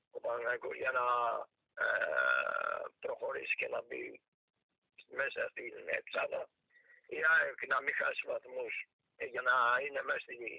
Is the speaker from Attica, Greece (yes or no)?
yes; Athens, Attica, Greece; γεννήθηκα και στη Λοφόρο Αλεξάνδρας δίπλα από τον Παναθηναϊκό